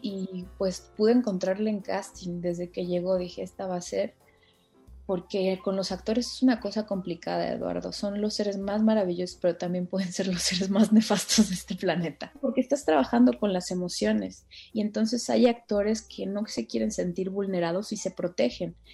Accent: Tlalixcoyan, Veracruz, Mexico; moved away; yo soy de un pueblo de Veracruz que se llama Tlaliscoyan

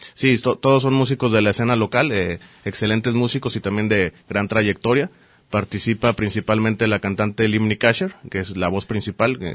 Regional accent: Mazatlán, Sinaloa, Mexico; also born or lived in Mexico City; now in Guadalajara, Mexico; nací en la Ciudad de México y viví muchísimos años en Mazatlán

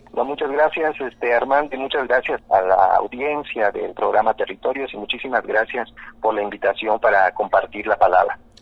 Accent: Quintana Roo, Mexico; mayoritariamente somos mayas yucatecos

